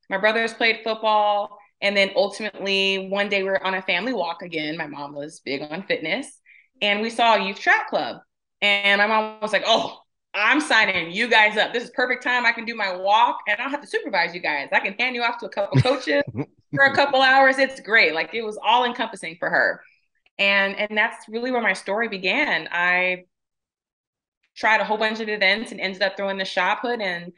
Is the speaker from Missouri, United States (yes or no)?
no; Riverside, California, United States; Anyone's ever been to Riverside? So for me to be complaining now, living in the desert, I go, I don't know what you're talking about. You grew up in 109, 110 weather